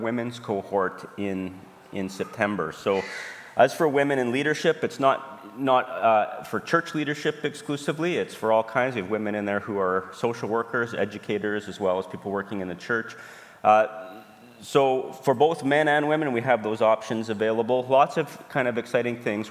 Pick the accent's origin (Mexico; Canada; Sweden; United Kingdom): Canada; Alberta; now in Saskatoon, Canada; we're from Saskatoon. I'm from Alberta originally.